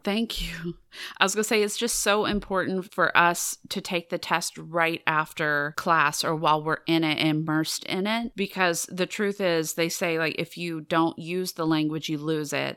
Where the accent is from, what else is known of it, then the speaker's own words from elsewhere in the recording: United States; as American students